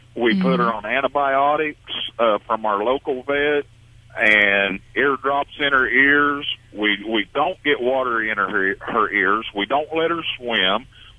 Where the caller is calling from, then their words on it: Texas, United States; I'm in South Texas right now rolling down the highway.